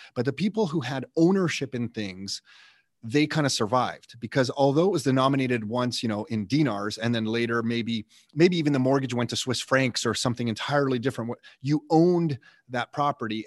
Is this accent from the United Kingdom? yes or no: no; Canada; I'm Canadian